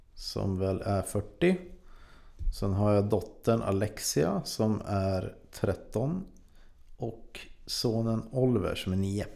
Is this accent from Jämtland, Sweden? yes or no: yes; Frösön, Jämtland, Sweden; Jag kommer från Jämtland, mm. en, ett ställe som heter Frösön.